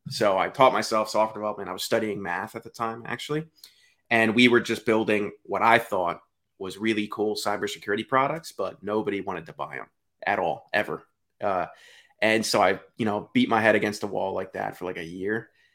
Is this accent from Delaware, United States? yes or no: yes; Delaware, United States; I'm from Delaware.